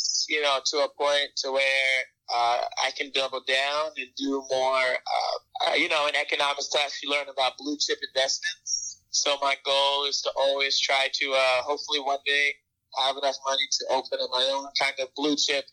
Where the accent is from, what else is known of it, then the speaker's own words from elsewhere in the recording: Highland Mills, New York, United States; also born or lived in Chicago / Baltimore; I'm from New York. I'm from Highland Mills, New York, which is like an hour outside of the city